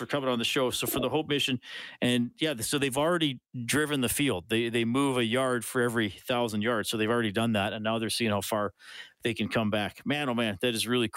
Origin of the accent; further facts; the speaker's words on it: Kitchener, Ontario, Canada; I was born in Kitchener-Waterloo, Ontario